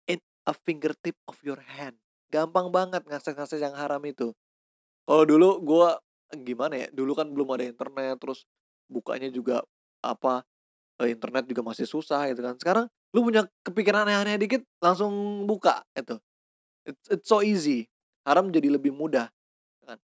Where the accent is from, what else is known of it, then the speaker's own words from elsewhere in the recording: West Java, Indonesia; Misalnya ada ras suku, gue dari Sunda